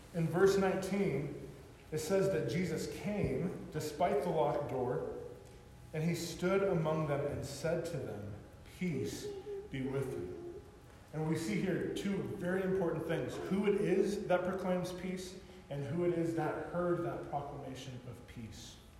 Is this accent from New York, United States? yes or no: no; California, United States; growing up in California